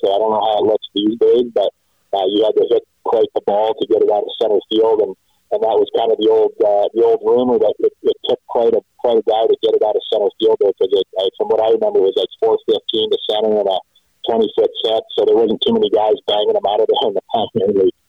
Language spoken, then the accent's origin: English; a smaller town in Saskatchewan, Canada; now in Medicine Hat, Canada; I'm from originally in a smaller town in Saskatchewan